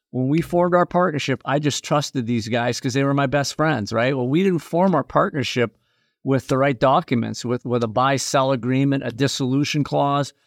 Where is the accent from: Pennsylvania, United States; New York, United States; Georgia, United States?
Pennsylvania, United States; Erie; also born or lived in New England; my hometown of Erie, Pennsylvania